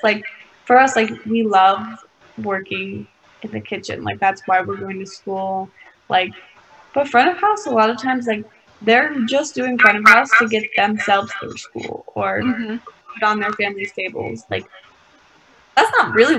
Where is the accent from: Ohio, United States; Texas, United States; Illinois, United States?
Ohio, United States; moved away; back home for me, I'm from Ohio